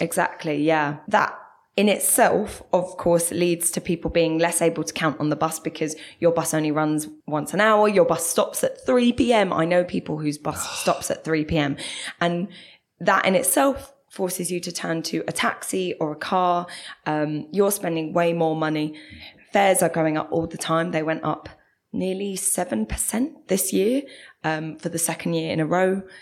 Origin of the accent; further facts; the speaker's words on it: London, United Kingdom; moved away as an adult; now in Manchester, United Kingdom; as you might be able to tell, I'm from South London